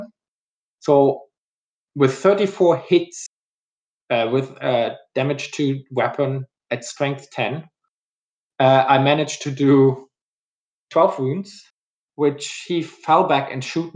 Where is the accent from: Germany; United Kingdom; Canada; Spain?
Germany; English is a second language; now in Houston, United States; in Germany, my home country, as most of the people were already have guessed from my accent.